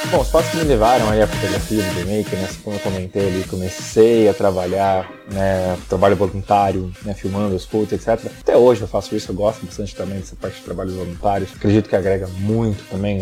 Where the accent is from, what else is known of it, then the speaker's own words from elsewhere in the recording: São Paulo, Brazil; also born or lived in Jacareí; Sou da cidade de São Paulo, eu nasci em São Paulo, morei em Jacareí alguns anos também